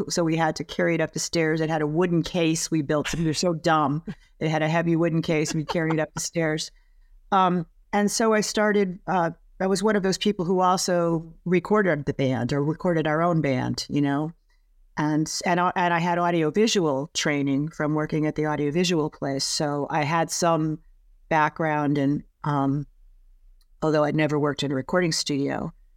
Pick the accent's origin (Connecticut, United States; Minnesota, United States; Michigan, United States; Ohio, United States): Connecticut, United States; also born or lived in Boston / San Francisco; now in Los Angeles, United States; I was born in Connecticut